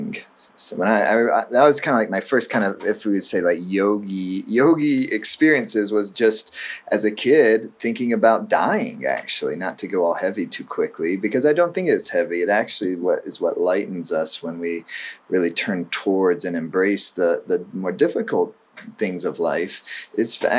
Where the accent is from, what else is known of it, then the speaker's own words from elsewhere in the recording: South Carolina, United States; now in Northern California, United States; I was a teenager when I grew up in South Carolina